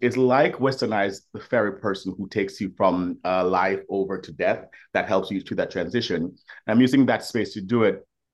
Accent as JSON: {"language": "English", "country": "Jamaica", "tie": "born or raised there", "moved": "yes", "lives_now": "New York, United States", "said": "I'm Jamaican born, I've lived in New York for 20 years"}